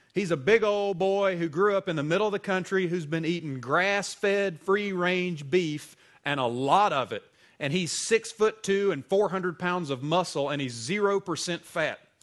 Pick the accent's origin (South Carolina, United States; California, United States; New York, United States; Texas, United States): South Carolina, United States; Greenville; moved away; I grew up in Greenville, South Carolina, the northwestern corner of the state